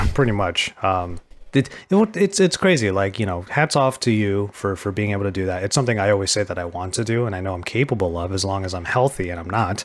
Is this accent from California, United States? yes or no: yes; California, United States; as a Californian